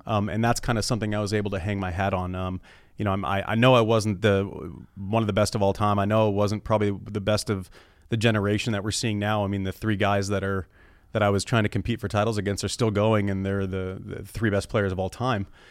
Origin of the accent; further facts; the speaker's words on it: United States; as an American